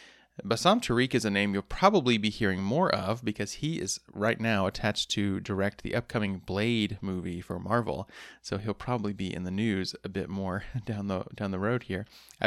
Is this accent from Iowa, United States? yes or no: no; Van Buren, Arkansas, United States; moved away; I grew up in Van Buren, just outside of Fort Smith, so this is my old stomping grounds.